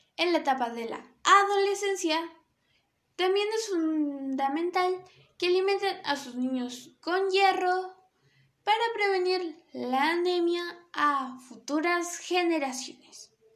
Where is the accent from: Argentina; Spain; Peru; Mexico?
Peru; Obviamente de Perú, que es donde yo nací. Este es mi país, Perú.